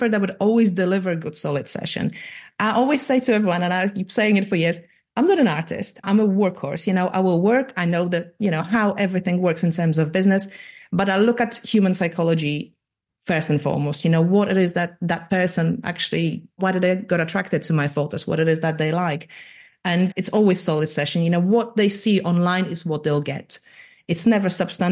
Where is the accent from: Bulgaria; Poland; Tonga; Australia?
Poland; accent: weird Irish American; now in United Kingdom; I'm from Eastern Europe